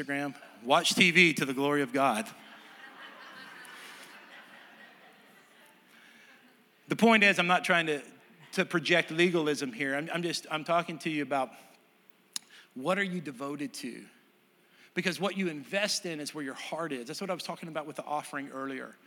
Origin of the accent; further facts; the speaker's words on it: Texas, United States; moved away; I'm from Texas.